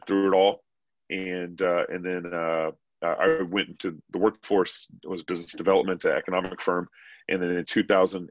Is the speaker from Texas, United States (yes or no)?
yes; Texas, United States; moved away; also born or lived in Oregon / Moscow, Idaho; I grew up in Texas. I was born, raised, baptized